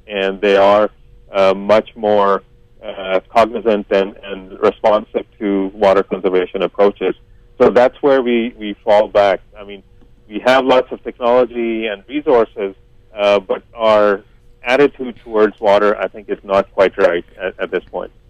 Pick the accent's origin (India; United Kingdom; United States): India; now in Canada; I come from India, and I do know that we have water issues even in a city like Mumbai.